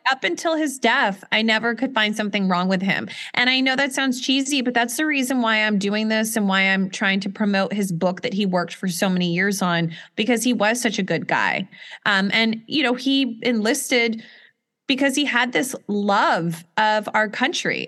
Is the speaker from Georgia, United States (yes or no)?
yes; Atlanta, Georgia, United States; I was born in Atlanta